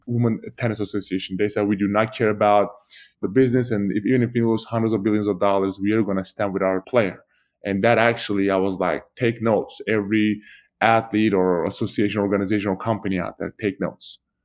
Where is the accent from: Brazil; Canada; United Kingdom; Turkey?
Turkey; moved away; Turkey because my family was involved and that was my home country